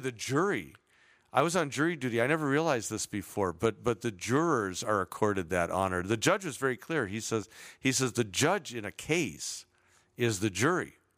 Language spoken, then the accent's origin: English; Chicago, Illinois, United States; now in Southern California, United States; growing up in Chicago